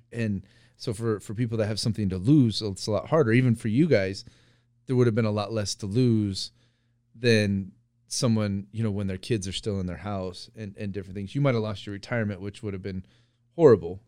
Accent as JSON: {"language": "English", "region": "Iowa", "country": "United States", "tie": "born or raised there", "also_born_or_lived": "California", "moved": "yes", "said": "growing up in Iowa"}